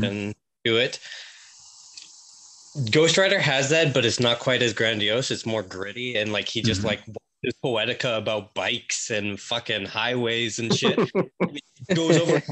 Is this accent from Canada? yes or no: yes; Manitoba, Canada; Manitoba, which is where I'm from